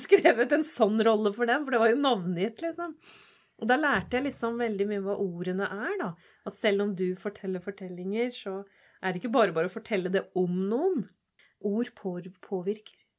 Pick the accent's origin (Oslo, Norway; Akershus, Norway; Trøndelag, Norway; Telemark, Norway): Oslo, Norway; jeg vokste opp på Holmlia